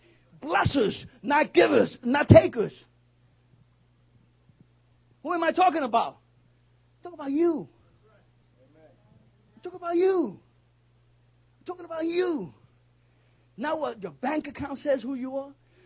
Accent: New York City, New York, United States; I'm a New Yorker.

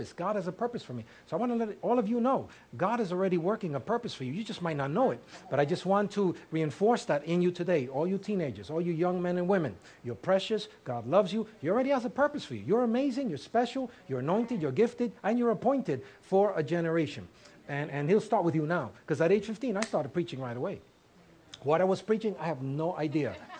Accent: New York City, New York, United States; And I was raised in Harlem

